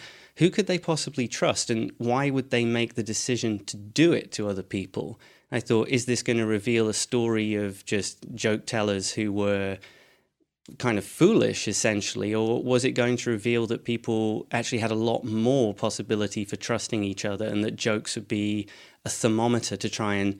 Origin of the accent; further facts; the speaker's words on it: Edinburgh, Scotland, United Kingdom; So I'm from Edinburgh, though my accent wouldn't make you think that.